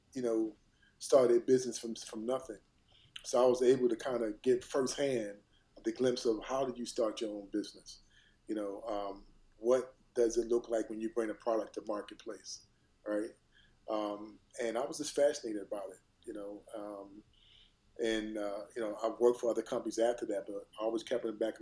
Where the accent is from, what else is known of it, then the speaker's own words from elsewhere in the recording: Philadelphia, Pennsylvania, United States; I was raised in North Philadelphia, in a kind of a low income community